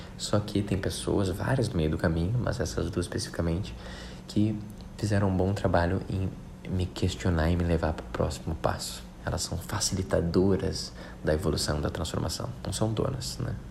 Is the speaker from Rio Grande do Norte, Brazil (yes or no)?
no; Porto Alegre, Rio Grande do Sul, Brazil; moved away as an adult; also born or lived in Rio de Janeiro; eu sou de Porto Alegre